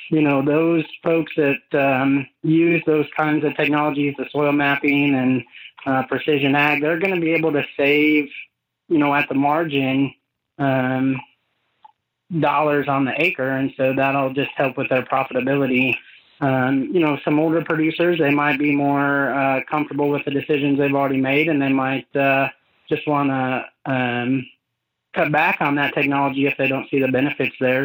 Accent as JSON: {"language": "English", "town": "Freeport", "region": "Illinois", "country": "United States", "tie": "born or raised there", "also_born_or_lived": "New York / Florida / Indiana", "moved": "as an adult", "said": "I grew up in Northwest Illinois, Freeport, Illinois area"}